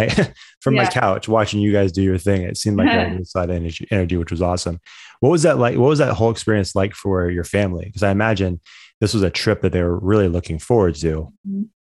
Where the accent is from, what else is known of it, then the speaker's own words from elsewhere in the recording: Orangeville, Ontario, Canada; growing up in Orangeville, like I've done plenty of like Saturday morning, Sunday morning workouts at Cass's track.